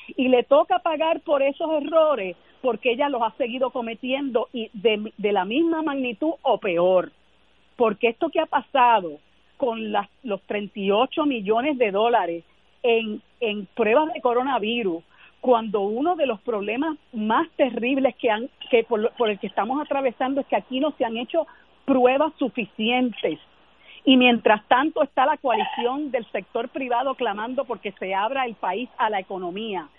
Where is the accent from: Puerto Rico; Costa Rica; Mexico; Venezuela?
Puerto Rico; para nosotros como puertorriqueños y puertorriqueñas